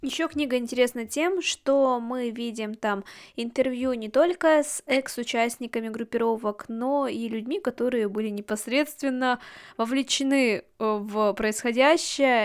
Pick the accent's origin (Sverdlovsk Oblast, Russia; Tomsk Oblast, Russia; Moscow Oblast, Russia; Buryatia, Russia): Sverdlovsk Oblast, Russia; Yekaterinburg; Я родилась и выросла в Екатеринбурге